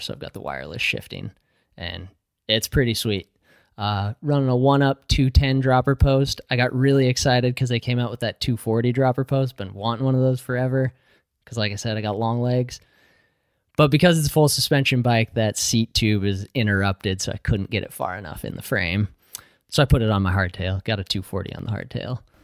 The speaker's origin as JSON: {"language": "English", "region": "Utah", "country": "United States", "tie": "born or raised there", "moved": "yes", "lives_now": "Pacific Northwest, United States", "said": "I grew up in Utah"}